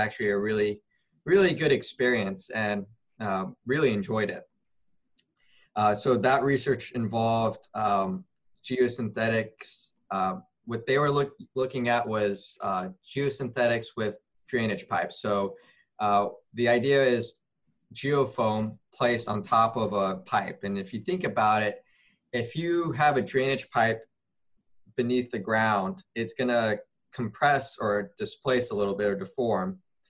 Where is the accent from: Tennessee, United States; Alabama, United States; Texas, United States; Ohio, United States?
Tennessee, United States; Memphis; So I grew up, born and raised in Memphis, Tennessee.